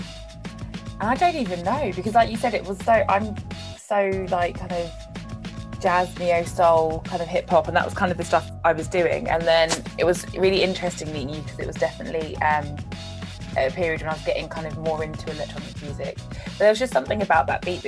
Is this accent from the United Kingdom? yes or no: yes; Hertfordshire, East of England, United Kingdom; moved away as an adult; also born or lived in Brighton; I'm from Hertfordshire, and then I moved to Brighton for uni